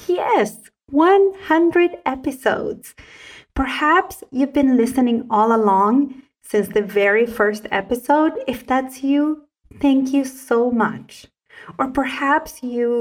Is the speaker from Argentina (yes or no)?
yes; Salta, Argentina; first language Spanish; English is a second language; I was a very young child growing up in the province of Salta in northern Argentina